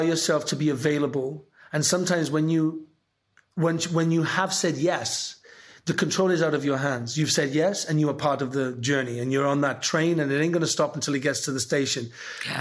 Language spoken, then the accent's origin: English; Welsh, Wales, United Kingdom; I'm Welsh